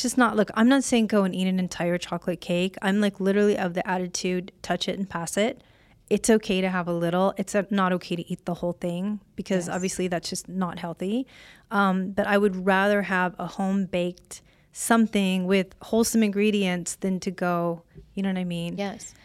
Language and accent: English; Illinois, United States; now in Las Vegas, United States; I'm from Illinois.